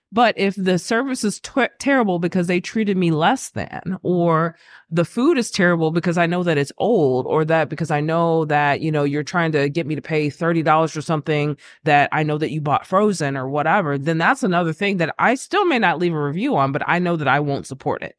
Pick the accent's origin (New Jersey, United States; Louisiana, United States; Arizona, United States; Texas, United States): Texas, United States; Lockhart; moved away; where I grew up in Lockhart